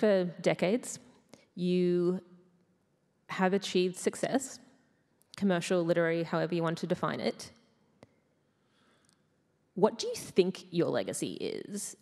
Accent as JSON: {"language": "English", "country": "Australia", "said": "as an Australian of a certain age and background"}